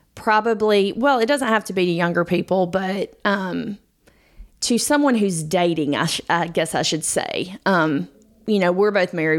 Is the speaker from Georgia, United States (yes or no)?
yes; Georgia, United States; we're from Georgia.